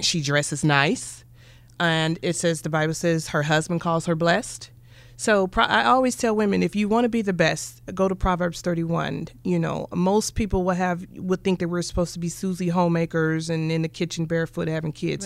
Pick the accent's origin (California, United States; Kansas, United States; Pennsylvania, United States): Kansas, United States; Kansas City; my brother and I, we grew up in Wyandotte